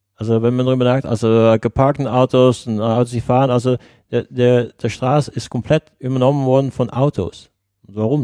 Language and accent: German; Netherlands